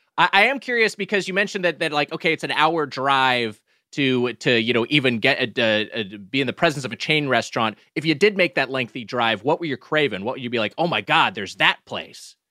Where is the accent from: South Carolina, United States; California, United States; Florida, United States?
California, United States; Southern; as someone from SoCal